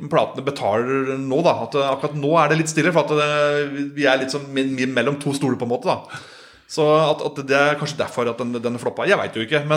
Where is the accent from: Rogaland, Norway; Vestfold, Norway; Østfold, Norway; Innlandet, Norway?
Innlandet, Norway; Solør; jeg er fra Soler, altså Kirken her, da.